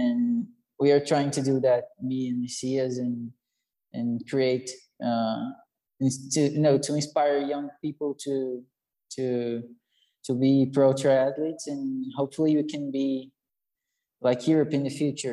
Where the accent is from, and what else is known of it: Salto, São Paulo, Brazil; born or raised there